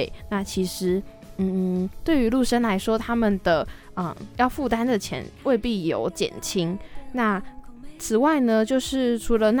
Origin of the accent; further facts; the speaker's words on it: Yilan County, Taiwan; 我其实老家在宜兰，然后嗯，就其实我们那个时候有时候去一些，因为我也是在相对比较宜兰的都市的地方